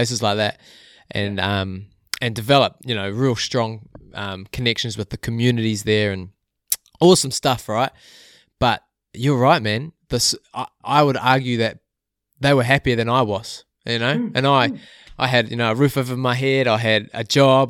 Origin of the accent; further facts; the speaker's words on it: Whangamata, Waikato, New Zealand; I'm from Whangamata